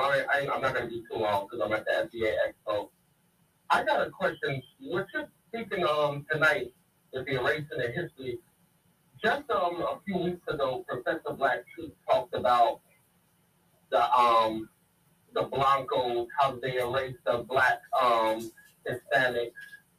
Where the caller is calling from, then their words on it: Dallas, Texas, United States; calling out of Dallas, Texas.